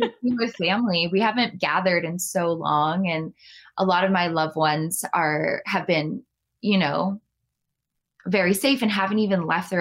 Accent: Cleveland, Ohio, United States; my hometown of Cleveland, Ohio

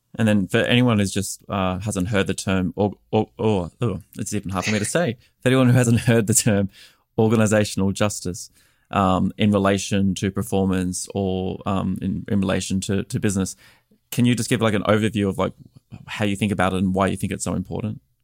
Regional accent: Australia; moved away as an adult; now in United States; I'm an Australian expat living here in the United States

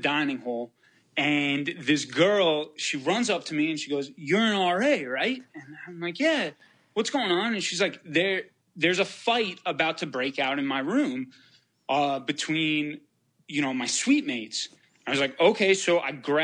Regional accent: New York, United States; I'm from New York.

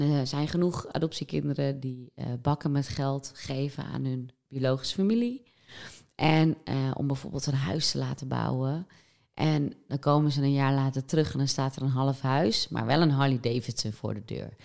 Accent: West Friesland, North Holland, Netherlands; ik ben opgegroeid in West-Friesland

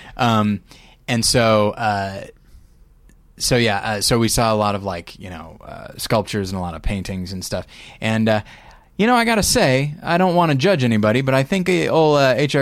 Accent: United States; proud of being an American

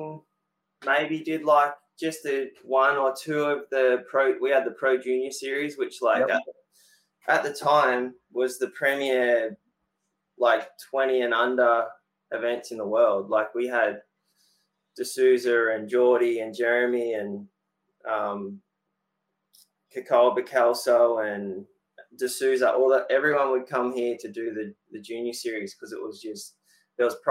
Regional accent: Sunshine Coast, Queensland, Australia; growing up on the Sunshine Coast

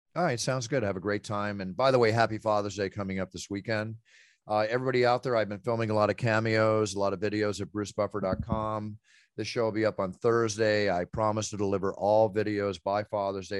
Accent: Dallas, Texas, United States; moved away; I grew up partially in Texas

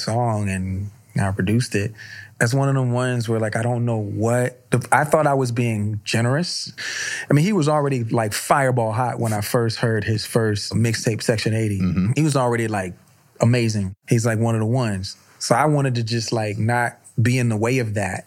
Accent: Virginia Beach, Virginia, United States; I'm from Virginia Beach

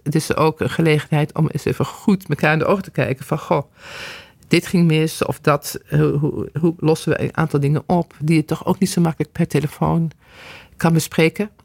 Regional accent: Netherlands; als Nederlanders

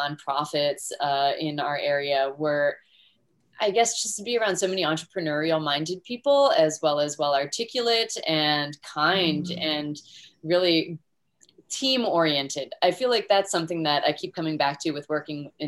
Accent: Florida, United States; where I grew up here in Florida

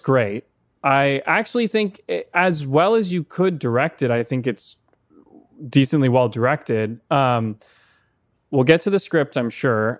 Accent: Seattle, Washington, United States; I'm from Seattle

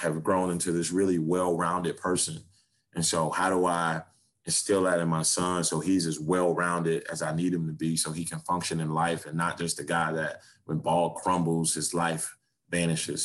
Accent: Miami, Florida, United States; I grew up in Liberty City

